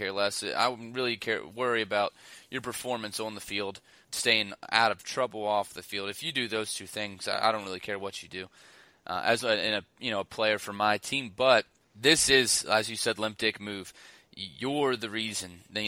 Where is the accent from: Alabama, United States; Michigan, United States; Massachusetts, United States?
Alabama, United States; I'm from Alabama.